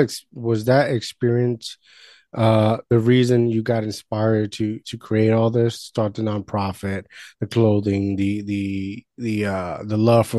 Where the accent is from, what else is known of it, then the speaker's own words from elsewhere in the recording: Puerto Rico; now in United States; Like I was born here, but I grew up in Puerto Rico